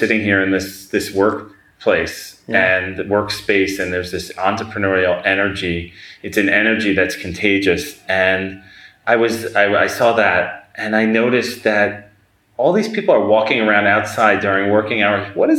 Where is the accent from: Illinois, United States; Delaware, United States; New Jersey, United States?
New Jersey, United States; I am from Jersey